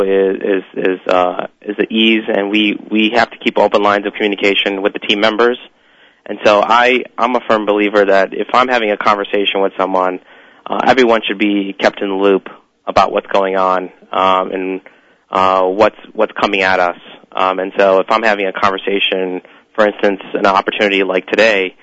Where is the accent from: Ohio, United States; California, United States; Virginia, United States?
Ohio, United States; Cleveland; also born or lived in New York City; I was born and raised in Cleveland, Ohio.